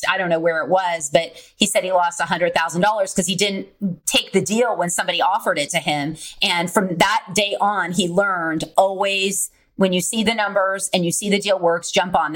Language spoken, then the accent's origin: English; California, United States; now in San Antonio, United States; Property taxes are very high here. But I came from California, so nothing's that expensive.